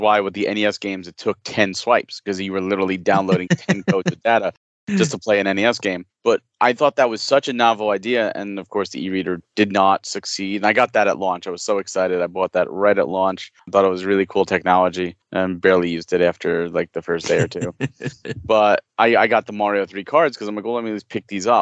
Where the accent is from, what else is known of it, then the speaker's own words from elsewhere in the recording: Fair Lawn, New Jersey, United States; I'm in Jersey